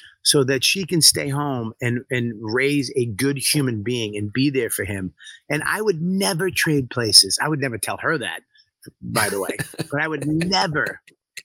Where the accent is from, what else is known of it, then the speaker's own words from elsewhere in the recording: Medford, Massachusetts, United States; I'm from Medford, you know, I'm from Boston.